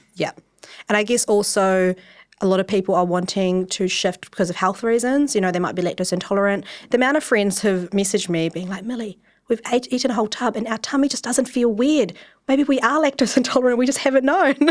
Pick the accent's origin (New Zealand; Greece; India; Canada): New Zealand; Wellington; I'm from Wellington, and I grew up you know, typical Asian child, grew up in my pa-, dad's takeaway